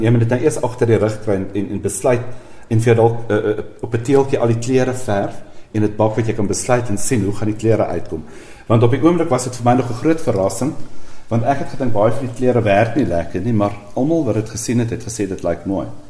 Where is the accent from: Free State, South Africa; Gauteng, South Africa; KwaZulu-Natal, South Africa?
Gauteng, South Africa; Vanderbijlpark; Ek kom van van 'n bylpark af, so 'n uur se ry van Johannesburg af by die Vaalrivier. Ek het daar skool gegaan en gematrikuleer by die Hoërskool Transvaalia